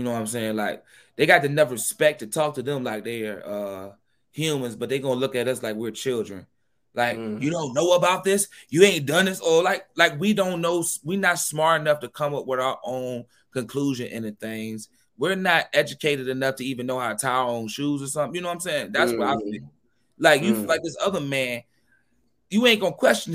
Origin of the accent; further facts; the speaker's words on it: New York City, New York, United States; I'm from Queens